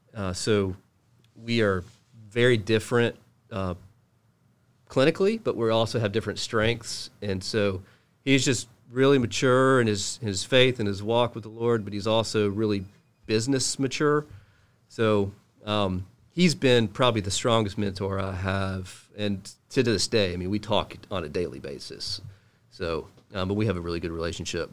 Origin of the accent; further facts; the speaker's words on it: Charlotte, North Carolina, United States; also born or lived in Cary, North Carolina; I grew up in Charlotte.